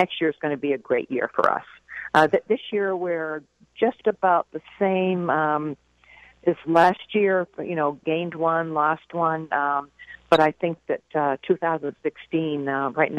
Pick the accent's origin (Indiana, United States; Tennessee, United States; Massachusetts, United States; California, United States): Massachusetts, United States; Boston; I'm from Boston